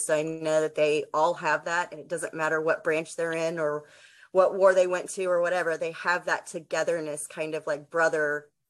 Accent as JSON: {"language": "English", "region": "New Jersey", "country": "United States", "said": "Oop, there it goes."}